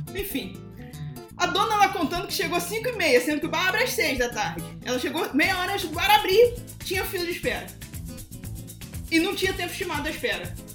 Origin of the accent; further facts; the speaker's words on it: Petrópolis, Rio de Janeiro, Brazil; moved away; eu sou de Petrópolis, não moro lá, mas eu sou de lá. A minha família mora lá